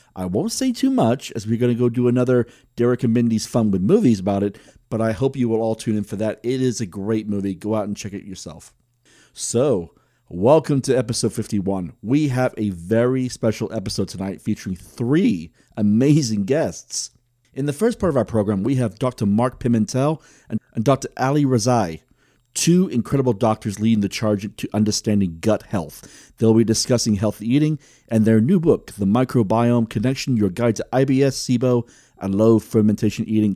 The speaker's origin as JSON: {"language": "English", "country": "United Kingdom", "also_born_or_lived": "San Diego", "moved": "yes", "lives_now": "Tulsa, United States", "said": "I was originally from Great Britain"}